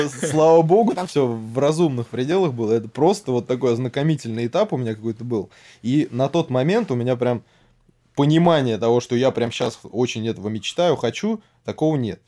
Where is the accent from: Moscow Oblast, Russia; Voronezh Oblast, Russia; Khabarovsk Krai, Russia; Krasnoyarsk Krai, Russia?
Moscow Oblast, Russia; Serpukhov; Город Серпухов. И э, рос я в, так сказать, медицинской, наверное, семье